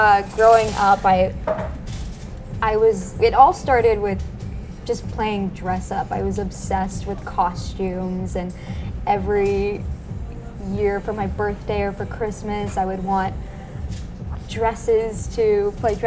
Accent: southern Alberta, Canada; moved away as an adult; also born or lived in Windsor, Ontario; now in Toronto, Canada; I was born in a really small town in southern Alberta called Clairsome. Nothing like Toronto.

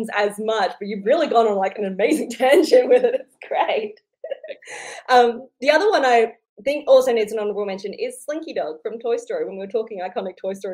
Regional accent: Australia; As an Australian

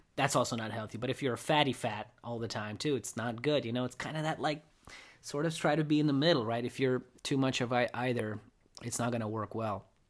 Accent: Russia; now in United States; I grew up in Russia

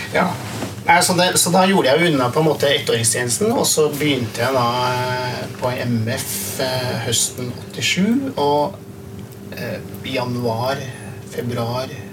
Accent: Hamar, Innlandet, Norway; jeg vokste opp på Hamar

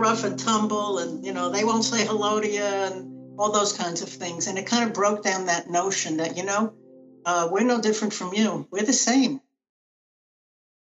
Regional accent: New York City, New York, United States; I am a New Yorker, Brooklyn born and raised.

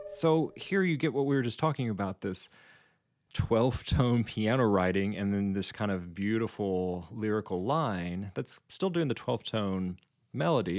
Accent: United States; growing up in the United States

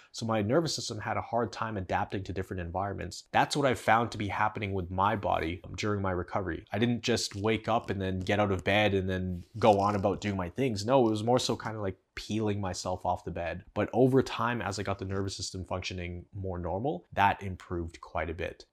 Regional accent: Canada; I'm from Canada

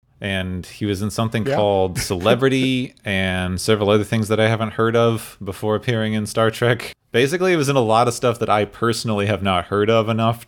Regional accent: Southwest, United States; Like since I grew up in the Southwest, there.

